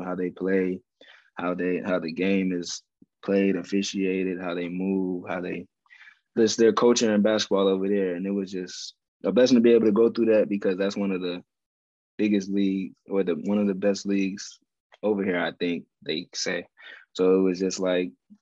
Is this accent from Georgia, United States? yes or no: yes; Atlanta, Georgia, United States; moved away as an adult; I was in my home state, Atlanta, Georgia